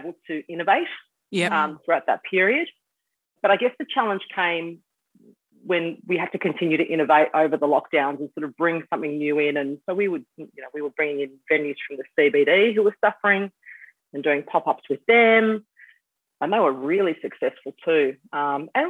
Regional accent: Bentley, Western Australia, Australia; I grew up around Bentley, which is where the bar is

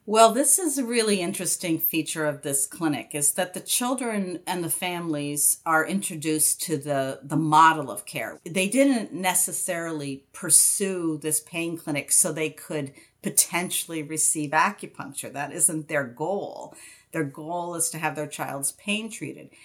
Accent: outside of Albany, New York, United States; I grew up outside of Albany, New York

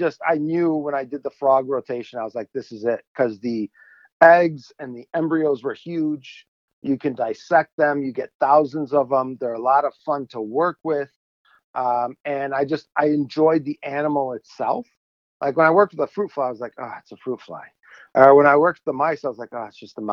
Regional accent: Chicago suburbs, Illinois, United States; I grew up in Illinois, Chicago suburbs

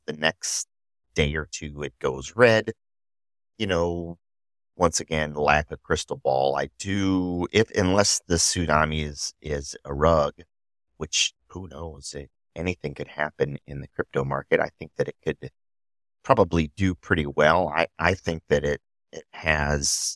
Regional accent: Midwest, United States; accent: nasally Midwest; I am from the Midwest, so apparently we have a nasally sound

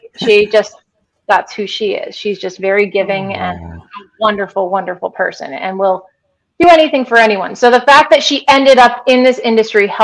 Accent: United States; now in Canada; I have lived in Canada for almost 24 years. And I still don't have my Canadian citizenship. So I'm still an American

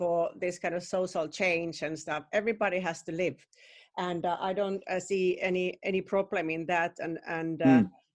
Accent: Finland; now in United Kingdom; my home country where I'm originally in Finland

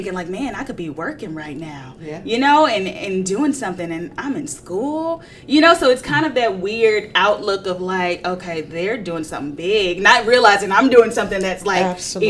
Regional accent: Houston, Texas, United States; moved away; I can remember going back home to Houston. I'm originally from Houston.

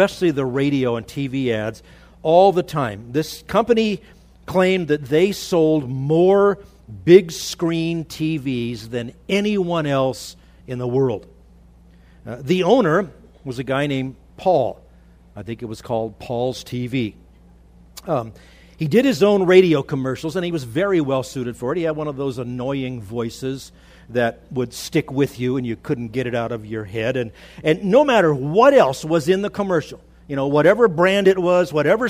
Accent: Los Angeles, California, United States; now in Idaho, United States; I grew up in the Los Angeles area

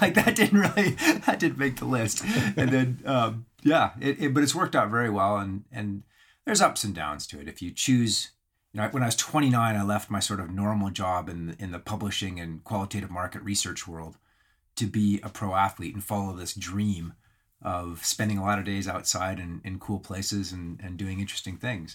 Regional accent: Alberta, Canada; I grew up in the Canadian Rockies, and so that's Banff, Camor, Lake Louise

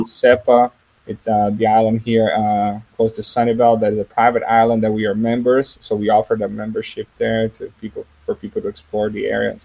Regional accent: São José dos Campos, São Paulo, Brazil; English is a second language; moved away; I'm from Brazil. I was born and raised in a town that is actually the headquarters of the manufacturer of the airplanes we work with.

